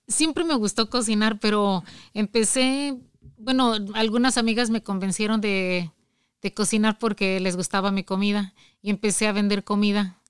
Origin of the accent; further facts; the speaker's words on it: Villagrán, Guanajuato, Mexico; moved away as an adult; also born or lived in Creel, Chihuahua; now in Michigan, United States; Yo soy de Villagrán, Guanajuato